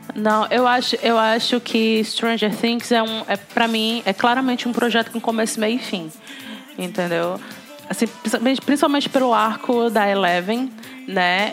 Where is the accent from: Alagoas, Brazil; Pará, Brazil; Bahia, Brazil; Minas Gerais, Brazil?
Pará, Brazil; Belém; sou de Belém do Pará